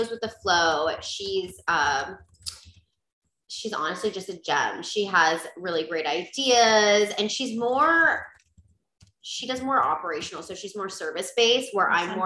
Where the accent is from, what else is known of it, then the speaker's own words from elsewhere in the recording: St. Petersburg, Florida, United States; also born or lived in Oakland, California; my parents moved to St. Pete, Florida when I was pretty young. I was about 5 and I was raised here and I've stayed.